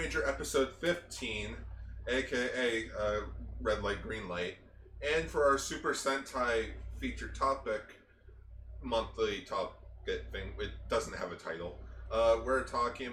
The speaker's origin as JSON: {"language": "English", "town": "Toronto", "region": "Ontario", "country": "Canada", "tie": "born or raised there", "said": "my hometown. Like, we were in Toronto."}